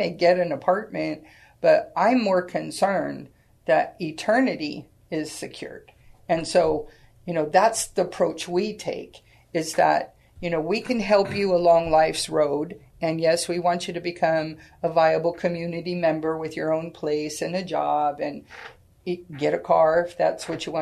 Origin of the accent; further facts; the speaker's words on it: Sacramento, California, United States; now in San Antonio, United States; I was born and raised in Sacramento, California.